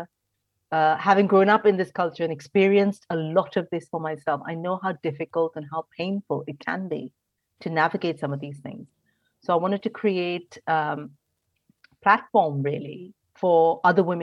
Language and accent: English; India; moved away as an adult; now in United Kingdom; I grew up in India in a very traditional Indian family, moved over to the UK about 16 years ago